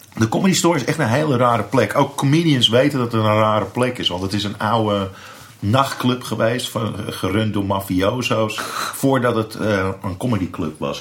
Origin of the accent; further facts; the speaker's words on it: Amsterdam, North Holland, Netherlands; dat ik uit Amsterdam kwam